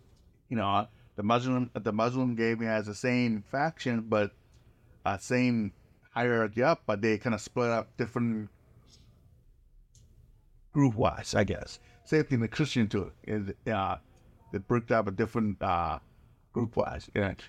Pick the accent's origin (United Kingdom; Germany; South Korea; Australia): South Korea; I was growing up in Korea